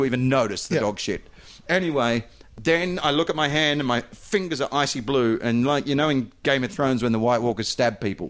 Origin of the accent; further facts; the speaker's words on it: Perth, Western Australia, Australia; moved away; I grew up in the Southwest.